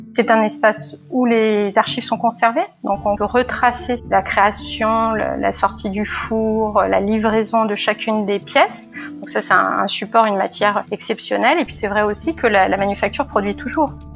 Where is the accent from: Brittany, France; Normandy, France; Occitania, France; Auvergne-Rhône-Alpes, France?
Auvergne-Rhône-Alpes, France; Lyon; moved away as an adult; also born or lived in Genoa, Italy / Paris; now in Toulouse, France; je suis lyonnaise. Je suis lyonnaise.